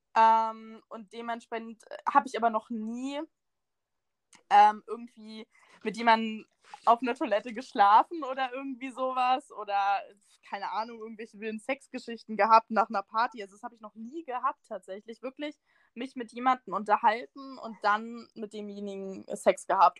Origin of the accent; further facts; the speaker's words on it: Northern Germany, Germany; moved away as an adult; now in Munich, Germany; ich komme aus, äh, ja, aus dem tiefsten Norden. Ich bin halb dänisch, das heißt sehr tief im Norden. Ähm, genau, und bin dann halt quasi wegen des Studiums nach München gezogen.